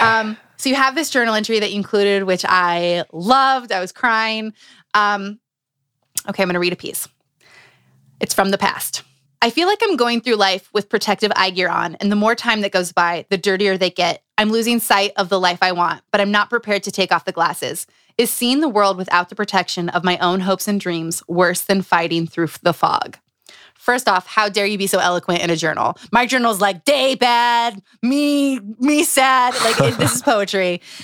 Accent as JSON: {"language": "English", "region": "Utah", "country": "United States", "tie": "born or raised there", "moved": "yes", "said": "I grew up in Utah for, like, six years"}